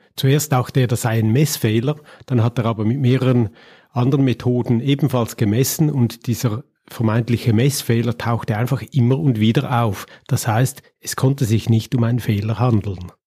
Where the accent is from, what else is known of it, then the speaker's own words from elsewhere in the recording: Winterthur, Zurich, Switzerland; Mein Geburtsort Winterthur